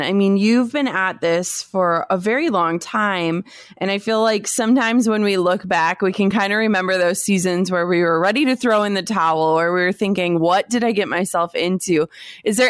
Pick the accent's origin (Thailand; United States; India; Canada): United States; Midwest; I'm totally from the Midwest